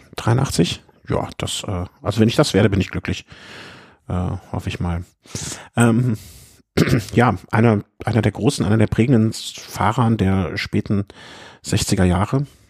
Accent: Cologne, North Rhine-Westphalia, Germany; ich als Kölner

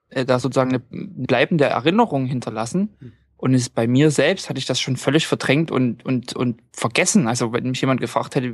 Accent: Norway; Und äh, bei uns in Norwegen ist es so, wir haben eine Art, das hat man haben eigentlich alle, eine Art Reiseversicherung.

